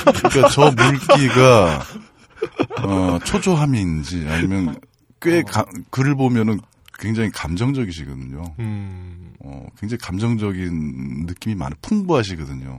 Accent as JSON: {"language": "Korean", "area": "Janghui-dong", "region": "Seoul", "country": "South Korea", "tie": "born or raised there", "said": "장희동에서 태어났고요. 음. 남대문중학교, 보성고등학교, 동국대학교 요 순서대로 어, 학교는 갔으나"}